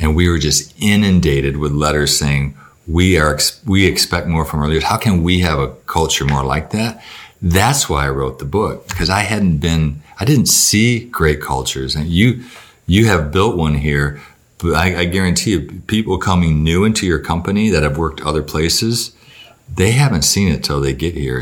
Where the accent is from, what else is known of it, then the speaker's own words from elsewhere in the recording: Battle Creek, Michigan, United States; I grew up in Battle Creek, Michigan